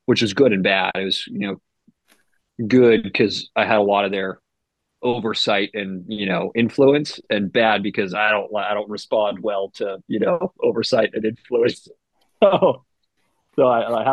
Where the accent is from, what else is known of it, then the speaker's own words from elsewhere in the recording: Boise, Idaho, United States; also born or lived in Chicago, Illinois; I was born in Chicago. We lived there till I was about 8, and then we moved over to Boise